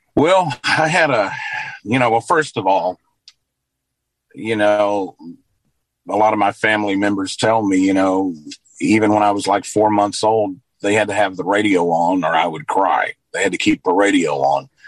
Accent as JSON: {"language": "English", "town": "Luverne", "region": "Alabama", "country": "United States", "tie": "born or raised there", "also_born_or_lived": "Nashville, Tennessee", "moved": "as an adult", "said": "I worked through high school at a radio station here in my hometown of Luverne."}